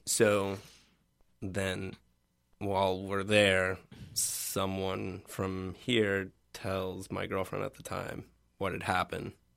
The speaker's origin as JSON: {"language": "English", "town": "Richmond", "region": "Virginia", "country": "United States", "tie": "born or raised there", "said": "I grew up in Richmond, Virginia, or in the suburbs of Richmond, Virginia"}